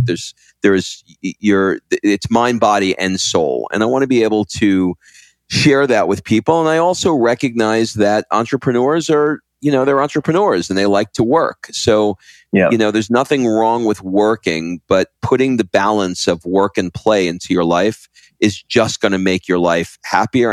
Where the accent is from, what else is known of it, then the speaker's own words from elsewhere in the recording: New York, United States; now in Croatia; I grew up in New York